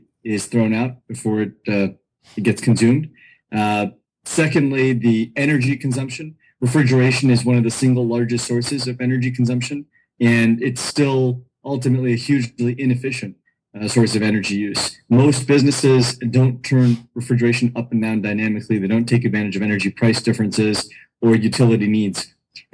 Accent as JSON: {"language": "English", "region": "California", "country": "United States", "tie": "born or raised there", "also_born_or_lived": "New Delhi, India / East Coast, United States", "said": "I grew up in California"}